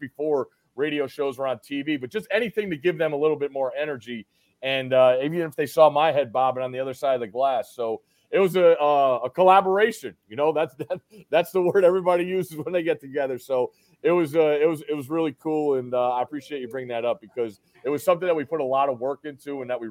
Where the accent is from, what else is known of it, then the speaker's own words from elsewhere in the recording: New Haven, Connecticut, United States; I grew up right outside New Haven, Connecticut.